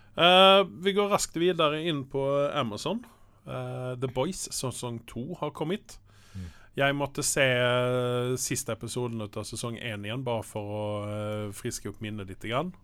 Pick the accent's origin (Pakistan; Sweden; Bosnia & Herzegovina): Sweden; Malmö, Skåne; now in Norway; jeg er jo fra Malmö, der serien utspiller seg